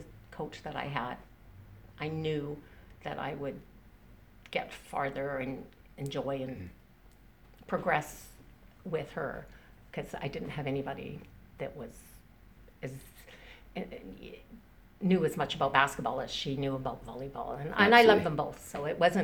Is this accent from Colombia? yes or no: no; Richmond, British Columbia, Canada; also born or lived in Scotland; I grew up in Richmond